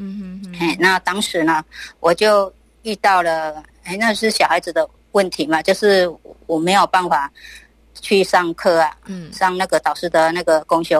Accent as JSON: {"language": "Chinese", "region": "Tainan", "country": "Taiwan"}